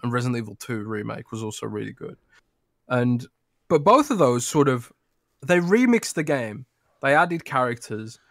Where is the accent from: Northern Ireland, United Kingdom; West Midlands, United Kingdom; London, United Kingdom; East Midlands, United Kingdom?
London, United Kingdom; born or raised there